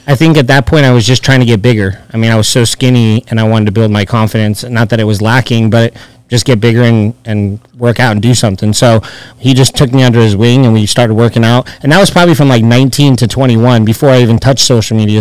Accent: Chino Hills, California, United States; moved away as an adult; also born or lived in Orange County, California; now in Las Vegas, United States; I grew up in Chino Hills

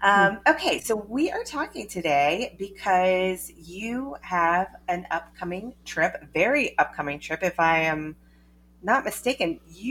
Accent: North Carolina, United States; I grew up in North Carolina

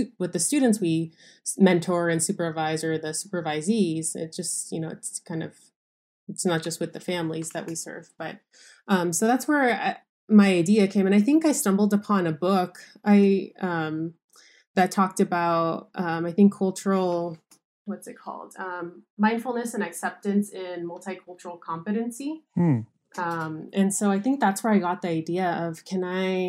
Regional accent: Los Angeles, California, United States; I was born and raised in Los Angeles

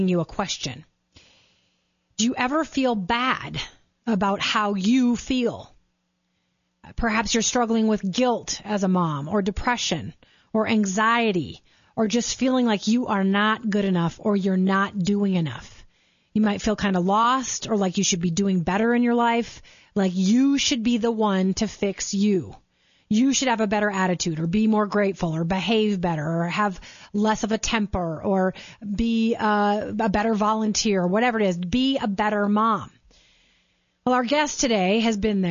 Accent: Minnesota, United States; moved away as an adult; now in Denver, United States; Sarah and I have the similar background, but we're both from Minnesota

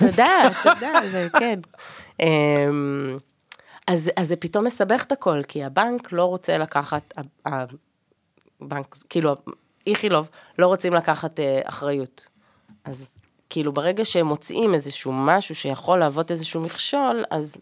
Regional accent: Ra'anana, Central District, Israel; אני במקום מהמרכז, מרעננה

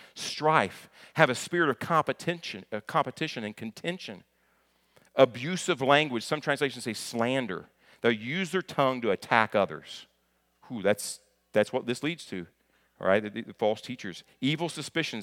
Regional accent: near Lexington, Kentucky, United States; also born or lived in Hopkinsville, Kentucky; I'm from Kentucky

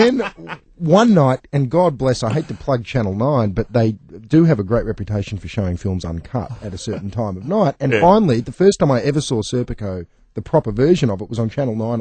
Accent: Melbourne, Victoria, Australia; I'm from Melbourne

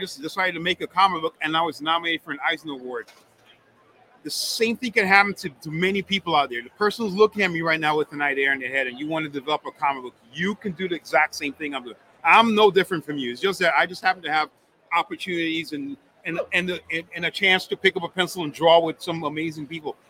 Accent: Miami, Florida, United States; I grew up in Miami, South Beach. That's where I would hang out, going to art galleries out there, doing the art deco type of thing.

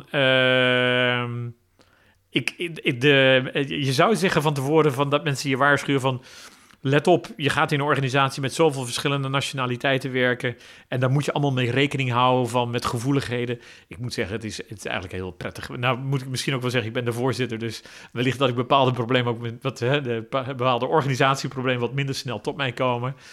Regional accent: Netherlands; ik ben een Nederlander, dus ik zal een zekere stijl van opereren hebben.

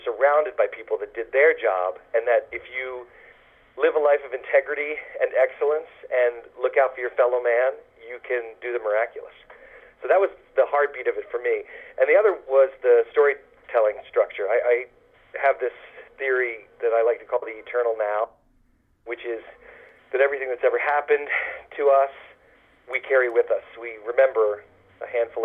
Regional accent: New York, United States; being a New Yorker

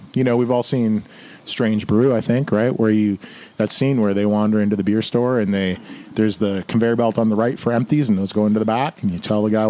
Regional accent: Burlington, Ontario, Canada; moved away; also born or lived in Toronto; I was born in Toronto and then raised in Burlington

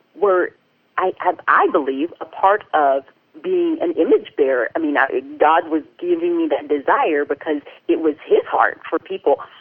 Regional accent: the South, United States; I grew up in the South, and I had a really great up, upbringing

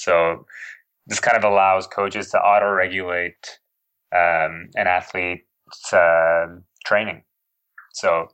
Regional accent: Toronto, Ontario, Canada; also born or lived in Edinburgh, United Kingdom; in my hometown, in Toronto

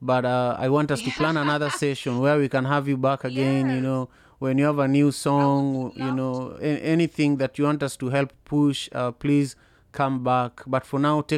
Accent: Kenya; now in United States; I'm Kenyan, I'm Luo, and then Kenyan, and then African

